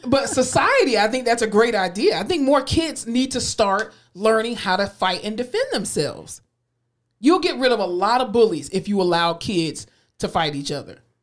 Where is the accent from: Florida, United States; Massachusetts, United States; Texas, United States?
Florida, United States; moved away; also born or lived in Tallahassee; my home state, Florida